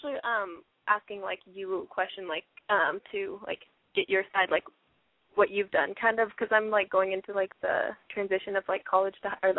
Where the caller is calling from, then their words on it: Seattle, Washington, United States; I'm 17 from Seattle.